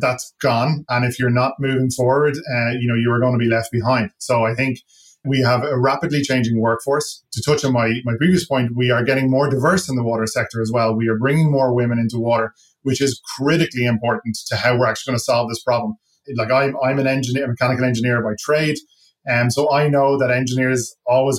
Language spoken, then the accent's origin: English; Ireland; accent: Irish; moved away as an adult; now in Toronto, Canada; I come from Ireland